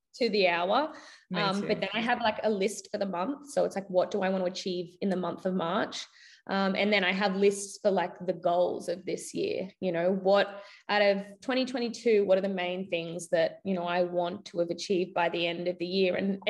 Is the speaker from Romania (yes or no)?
no; Queensland, Australia; also born or lived in United States; I was from Queensland